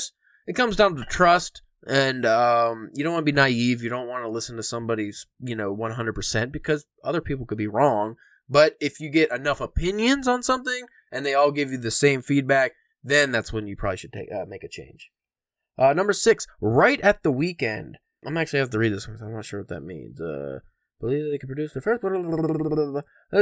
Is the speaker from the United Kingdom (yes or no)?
yes; England, United Kingdom; because I'm English